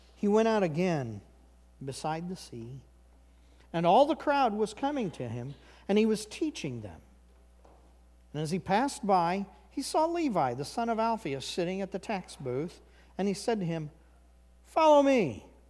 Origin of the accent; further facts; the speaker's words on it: Missouri, United States; moved away; I grew up in Missouri